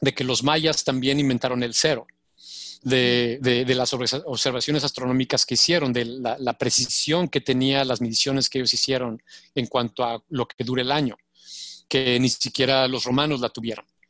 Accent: Mexico; moved away as an adult; also born or lived in Switzerland; now in United States; como mexicanos lo, vivimos, sobre todo nosotros los, morenos

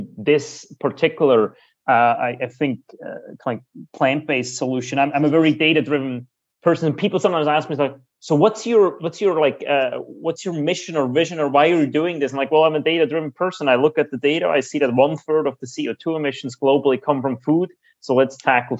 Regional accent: Switzerland; I grew up in Switzerland, so it cannot be more more Swiss than

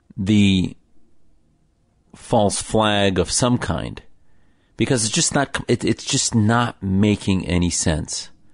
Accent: United States

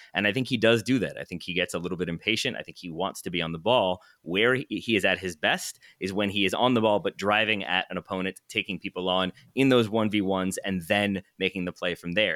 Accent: Richmond, Virginia, United States; the Richmond Kickers, who are in the third division of uh, American soccer, and that is my hometown club

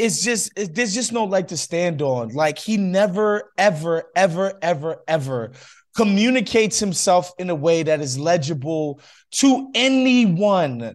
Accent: New York, United States; moved away as an adult; now in Los Angeles, United States; I spent thirty years, first thirty years of my life in New York

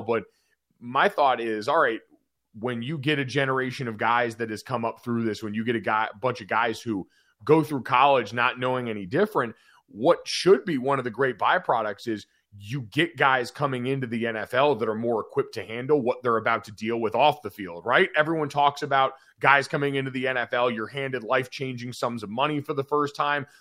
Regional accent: Northeast, United States; I grew up playing lacrosse in the Northeast.

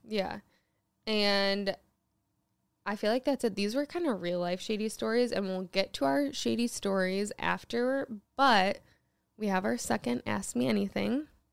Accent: Michigan, United States; I was born in Michigan

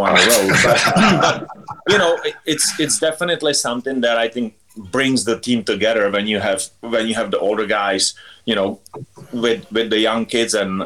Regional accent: Litvínov, Ústí nad Labem Region, Czechia; English is a second language; moved away as an adult; I grew up playing in Litvinov. It's, you know, small little town back home

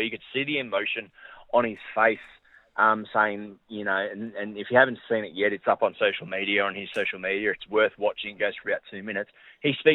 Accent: Australia; as Australian people

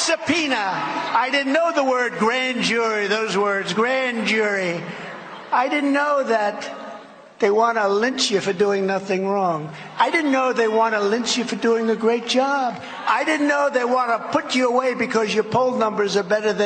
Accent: New York, United States; moved away as an adult; I was from New York.

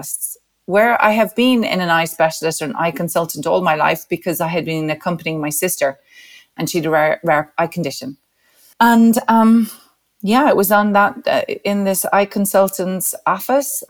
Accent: Dublin, Leinster, Ireland; I was born in 1971 in Dublin

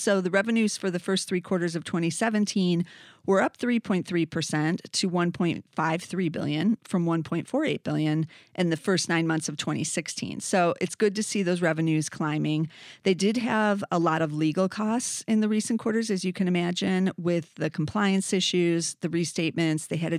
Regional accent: Downers Grove, Illinois, United States; They're actually in Downers Grove, Illinois, which is my hometown.

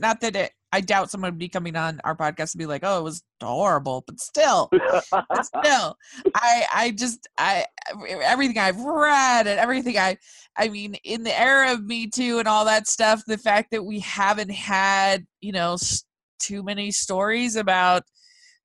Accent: Utah, United States; I'm from Utah.

